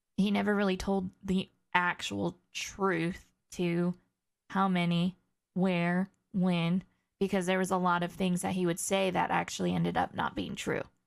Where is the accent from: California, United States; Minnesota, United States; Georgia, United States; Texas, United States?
California, United States; near the Bay Area; moved away; growing up in California near the Bay Area